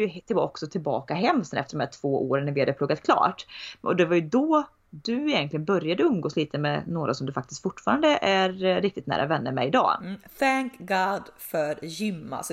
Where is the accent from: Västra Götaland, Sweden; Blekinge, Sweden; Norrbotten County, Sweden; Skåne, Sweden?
Västra Götaland, Sweden; Tidaholm; also born or lived in Uddevalla / Skövde; där vi, där vi är uppvuxna, uppvuxna